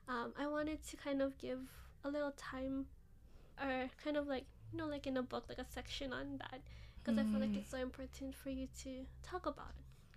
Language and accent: English; Philippines; first language Ilocano; English is a second language; It's so beautiful, and not giving this credit to my mother tongue of Ilocano, but it's just Bisaya, Cebuano has a lot of kind of deep meanings.